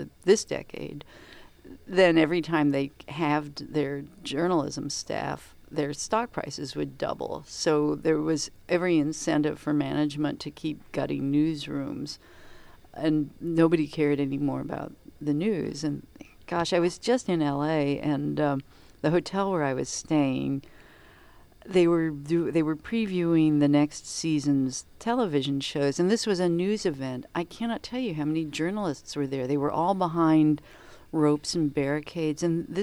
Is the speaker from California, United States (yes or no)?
no; Kansas, United States; moved away; also born or lived in Chicago; I grew up in Kansas